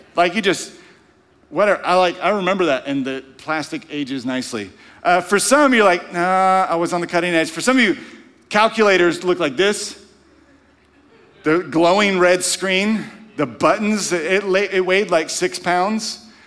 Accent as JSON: {"language": "English", "region": "Louisiana", "country": "United States", "tie": "born or raised there", "moved": "yes", "said": "growing up in Louisiana"}